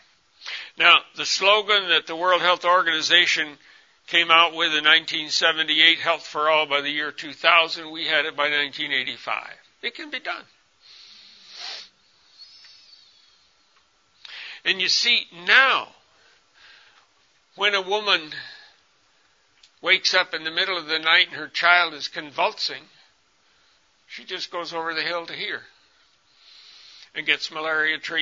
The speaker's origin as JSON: {"language": "English", "country": "United States", "also_born_or_lived": "Congo", "moved": "as an adult", "said": "I'm a white man, I'm from America"}